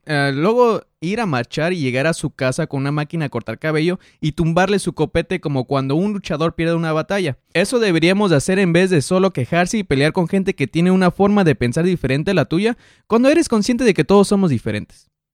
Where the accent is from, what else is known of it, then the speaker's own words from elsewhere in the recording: Mexico; also born or lived in United States; nací en Estados Unidos, me crié en México, trabajo en uno y vivo en otro país